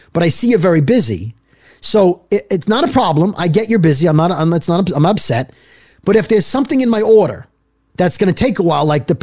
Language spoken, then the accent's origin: English; Brooklyn, New York, United States; also born or lived in northern New Jersey; now in New Jersey, United States; I'm from Brooklyn